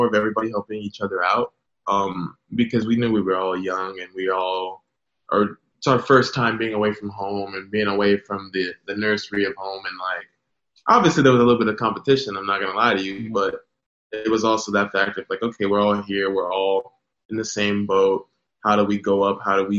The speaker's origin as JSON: {"language": "English", "region": "California", "country": "United States", "moved": "as an adult", "said": "So I went from Cali, from like this, like no humidity. Mind you, doesn't affect me humidity because I'm island. I got it in my blood to be in the humid."}